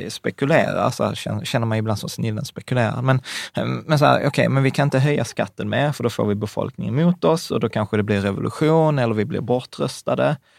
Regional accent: Sweden; som svenskar

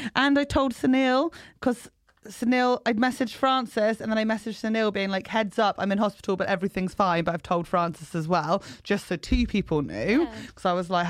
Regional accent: England, United Kingdom; don't judge me because I'm English. I didn't vote for Brexit. I'm one of the good ones.

